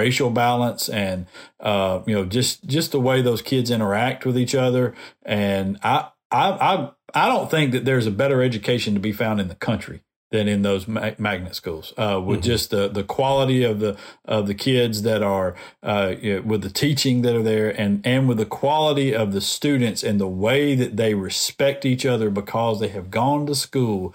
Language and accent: English; Decatur, Alabama, United States; born or raised there; now in Montgomery, United States